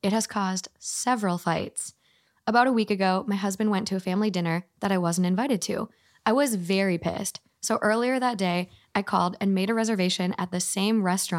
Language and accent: English; Minnesota, United States; I'm from Minnesota.